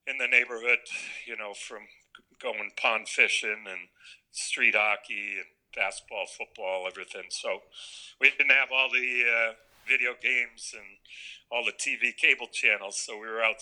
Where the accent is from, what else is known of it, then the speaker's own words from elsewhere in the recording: Connecticut, United States; also born or lived in Corpus Christi, Texas / California / Washington; I grew up in Connecticut since I was six years old